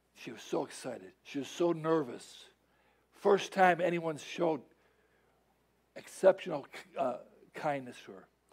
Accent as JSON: {"language": "English", "town": "Chicago", "region": "Illinois", "country": "United States", "moved": "yes", "said": "I'm from Chicago. I know about snow"}